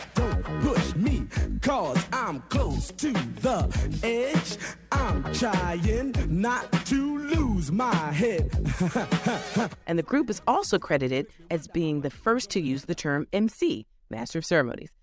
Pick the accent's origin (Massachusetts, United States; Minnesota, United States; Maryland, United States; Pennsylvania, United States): Pennsylvania, United States; Philadelphia; I grew up in yeah. Philly, so I grew up in the Randall Cunningham era